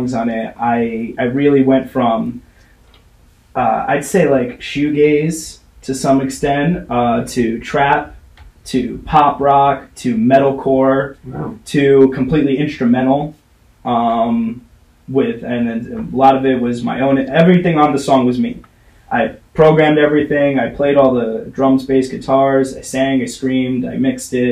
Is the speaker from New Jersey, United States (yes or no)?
yes; Hoboken, New Jersey, United States; now in Brooklyn, United States; I grew up in Hoboken, New Jersey